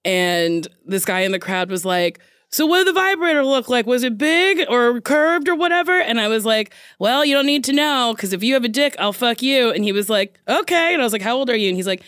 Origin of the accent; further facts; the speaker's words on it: New Jersey, United States; New Jersey.